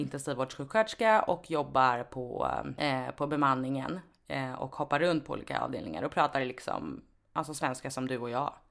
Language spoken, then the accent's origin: Swedish; Sweden; Jag är född och uppvuxen här. Eh, jag är lika mycket svensk som du är